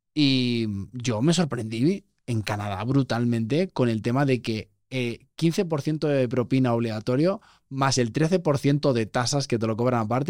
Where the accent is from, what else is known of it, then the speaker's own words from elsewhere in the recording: Barcelona, Catalonia, Spain; moved away as an adult; now in Mexico; yo además soy de Barcelona